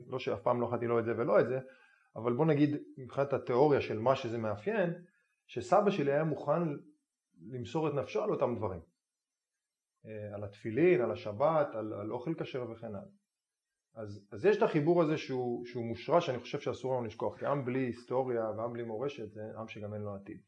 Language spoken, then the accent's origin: Hebrew; Israel; אני ישראלי שגדל במדינת היהודים, גדל בבית